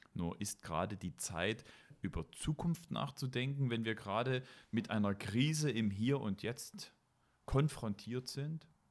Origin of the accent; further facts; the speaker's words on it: Meissen, Saxony, Germany; Ich habe ja meine Kindheit in Meißen verbracht.